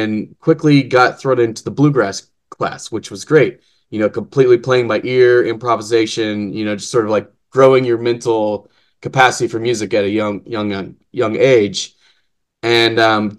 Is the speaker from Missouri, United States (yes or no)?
yes; Lee's Summit, Missouri, United States; also born or lived in Kansas City; I was born here in Kansas City, at, I believe, St. Luke's or St. Joseph's or one of the saints here in town. grew up in Lee Summit